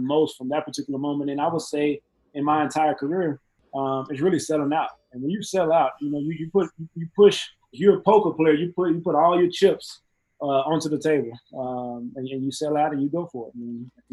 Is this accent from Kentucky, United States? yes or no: no; Mexia, Texas, United States; moved away as an adult; also born or lived in Dallas, Texas / Pittsburgh; Mahia, Texas. There's nothing wrong with my hometown. I love my hometown